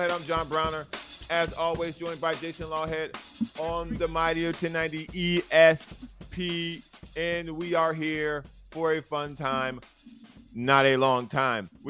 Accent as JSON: {"language": "English", "town": "Lorain", "region": "Ohio", "country": "United States", "said": "I'm from Lorain, Ohio."}